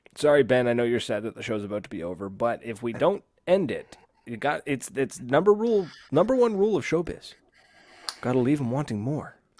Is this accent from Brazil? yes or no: no; Canada; It's made in my hometown